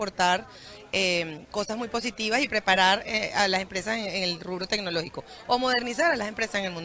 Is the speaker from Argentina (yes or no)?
no; Venezuela; moved away as an adult; muy feliz de estar aquí en mi país. Obviamente, eh, para mí me llena muchísimo de orgullo. Tengo pues 20 años trabajando en tecnología. Me, eduqué, me crié y todo lo demás acá. Y hace 15 años emigré del país.